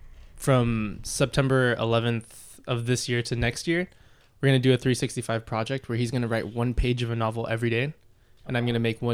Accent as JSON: {"language": "English", "town": "San Marcos", "region": "California", "country": "United States", "tie": "born or raised there", "also_born_or_lived": "Poway / Escondido", "said": "I was born in Poway, and then I grew up in San Marcos, lived in Escondido for a little bit, and then moved to Poway again."}